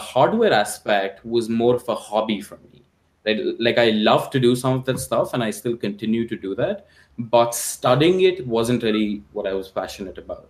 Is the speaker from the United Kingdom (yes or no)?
no; India; moved away as an adult; now in United States; growing up in India